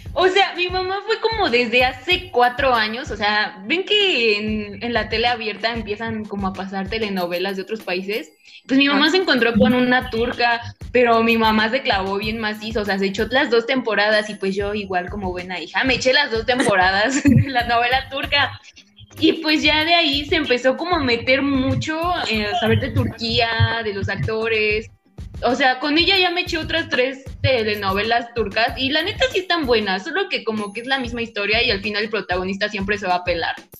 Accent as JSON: {"language": "Spanish", "country": "Mexico", "said": "siendo buen mexicano"}